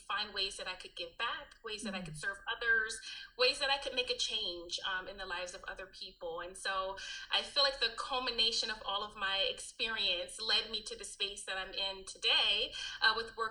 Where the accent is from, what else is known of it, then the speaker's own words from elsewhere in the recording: Alabama, United States; moved away as an adult; also born or lived in New Jersey; I was born in New Jersey. I'm raised in Alabama. And then came back to New Jersey